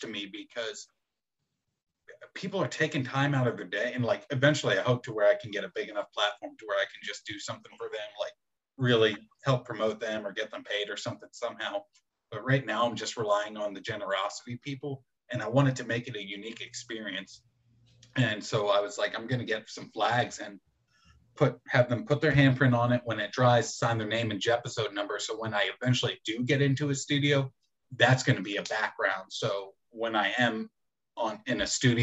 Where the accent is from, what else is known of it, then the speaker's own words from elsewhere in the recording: Philadelphia, Pennsylvania, United States; moved away; I'm from Philadelphia originally